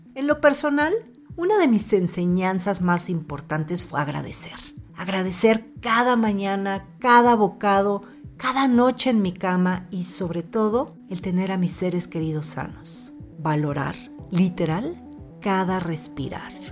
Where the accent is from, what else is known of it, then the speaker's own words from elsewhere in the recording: Mexico; como mexicanos